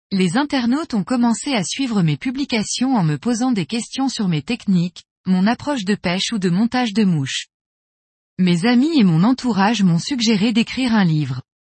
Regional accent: Normandy, France; Je pêche depuis mon enfance dans le Nord Cotentin, en Basse-Normandie.

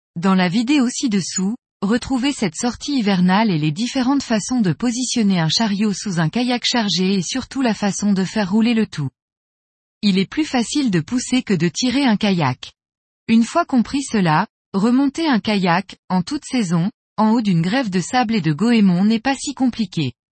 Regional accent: Brittany, France; Chez nous, en Bretagne

